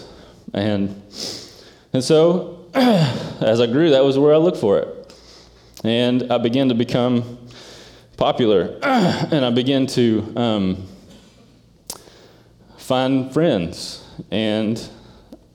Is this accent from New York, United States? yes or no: no; Eastern Kentucky, United States; moved away; I grew up in an area called Eastern Kentucky